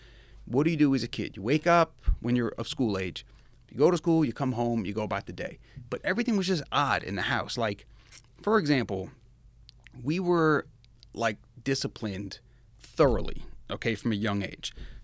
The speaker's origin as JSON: {"language": "English", "town": "Kings Park", "region": "New York", "country": "United States", "tie": "born or raised there", "said": "1981, I was born, New York, Kings Park, New York. That is in Long Island. So I'm a New Yorker in this state"}